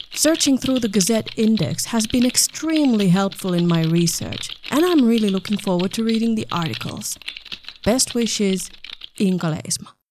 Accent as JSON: {"language": "English", "region": "Southern Finland", "country": "Finland", "tie": "born or raised there", "also_born_or_lived": "Berlin", "moved": "yes", "said": "I grew up in a small town in southern Finland"}